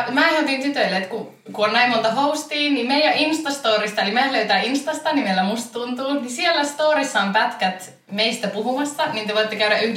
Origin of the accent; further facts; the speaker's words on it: Rovaniemi, Lapland, Finland; now in Oulu, Finland; mä oon 21 ja Rovaniemeltä muuttanut tänne Ouluun opiskelemaan ja puhun silleen vähän sekaisin kolmea murretta